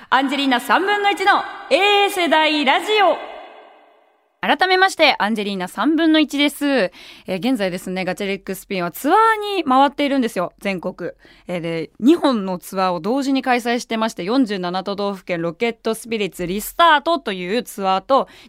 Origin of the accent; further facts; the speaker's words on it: Kumamoto, Japan; でも俺はちょっと熊本出身だから福岡っていうと、なかなか知ってるお店も少ないし